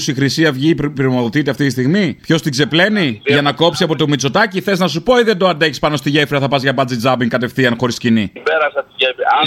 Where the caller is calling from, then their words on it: Thessaloniki, Central Macedonia, Greece; από την Επτάλοφο από Θεσσαλονίκη. Από πού? Από Θεσσαλονίκη, από του Αμπελόκηπου.